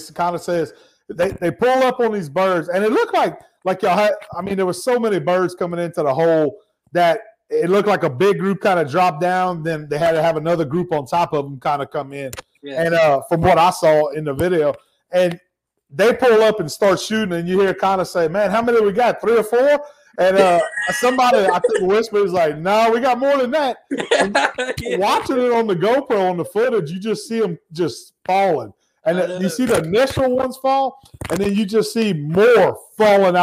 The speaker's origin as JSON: {"language": "English", "town": "Ville Platte", "region": "Louisiana", "country": "United States", "tie": "born or raised there", "said": "I grew up in Evangeline Parish, not too far from there"}